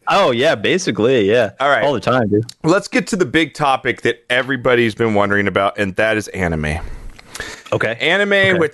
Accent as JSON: {"language": "English", "region": "East Coast", "country": "United States", "said": "And also, I'm from the East Coast."}